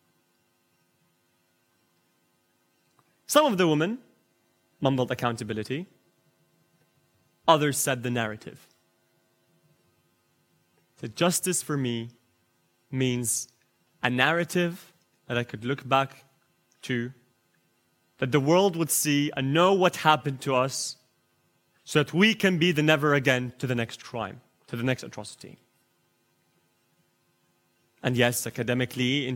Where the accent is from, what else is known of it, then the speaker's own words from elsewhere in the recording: United Kingdom; me as a British lawyer